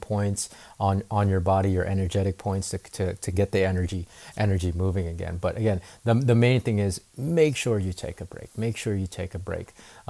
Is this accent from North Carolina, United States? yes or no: yes; North Carolina, United States; also born or lived in Philippines; I mean, I'm from the islands, right? I'm from the Philippines. The ocean is normal. And here in North Carolina, it's only, you know, growing up, it was only a few hours drive away.